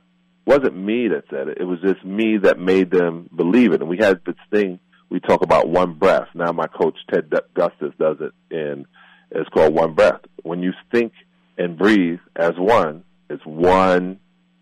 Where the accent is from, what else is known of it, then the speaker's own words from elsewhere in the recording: New York City, New York, United States; moved away; also born or lived in Beverly Hills; I'm a kid from Brooklyn, like I said, that lived in a project on the 8th floor, apartment 2075 Rockaway Parkway, apartment 8I